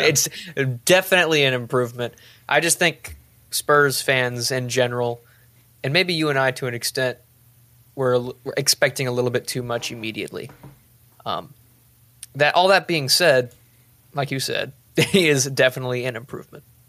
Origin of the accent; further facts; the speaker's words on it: Boerne, Texas, United States; I'm from Bernie, too. Tanner and I went to high school together